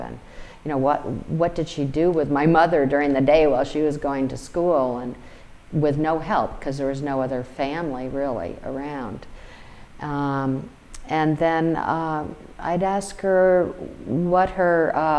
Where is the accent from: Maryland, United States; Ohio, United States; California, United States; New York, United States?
New York, United States; Albany; when I was a teenager growing up in Albany, New York